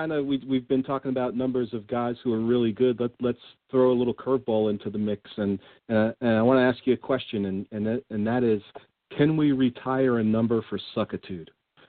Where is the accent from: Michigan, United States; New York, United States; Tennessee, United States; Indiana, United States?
New York, United States; New York City; But anytime we can get a reference to my hometown here on the show